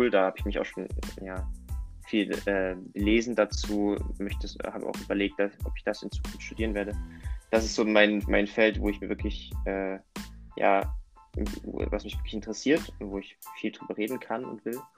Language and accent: German; Meissen, Saxony, Germany; Also ich komme ursprünglich aus Meißen, aus der Nähe von Meißen und ja, durch meinen Vater, durch meine ganze Familie bin ich dann da einfach irgendwie reingerutscht.